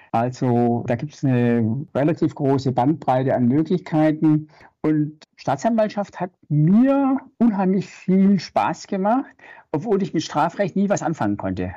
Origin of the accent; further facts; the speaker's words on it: Stuttgart, Baden-Württemberg, Germany; Ich bin im wilden Westen in Stuttgart äh, groß geworden.